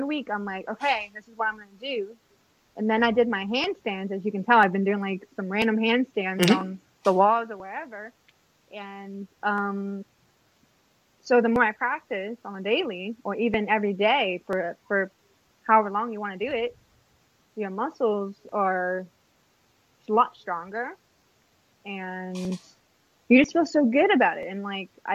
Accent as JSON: {"language": "English", "town": "Kailua", "region": "Hawaii", "country": "United States", "moved": "yes", "said": "I'm from Kailua side"}